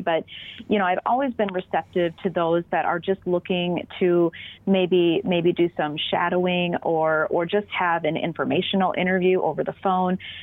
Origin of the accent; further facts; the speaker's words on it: Minnesota, United States; accent: Minnesota; we're all Minnesotan